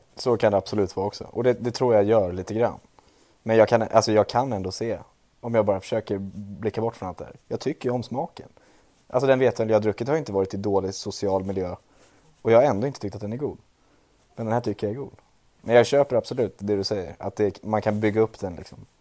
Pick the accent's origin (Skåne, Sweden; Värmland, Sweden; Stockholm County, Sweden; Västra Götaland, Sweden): Stockholm County, Sweden; Trollbäcken; från Trollbäcken, där jag är ifrån